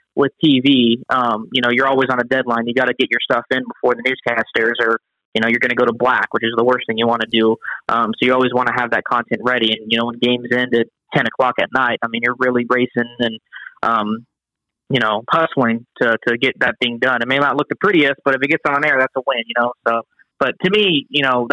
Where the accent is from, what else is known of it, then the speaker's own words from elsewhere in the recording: California, United States; moved away as an adult; also born or lived in Oklahoma / Minnesota / Texas; now in Ohio, United States; when I grew up in California, you know, I didn't have perspective on life because all I knew was what was going on in my hometown